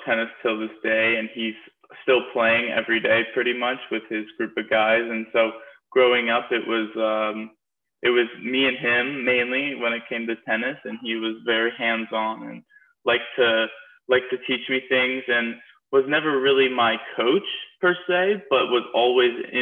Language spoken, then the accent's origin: English; Eugene, Oregon, United States; also born or lived in Portland, Oregon / Alabama; I'm originally from Eugene, Oregon. I was born and raised there.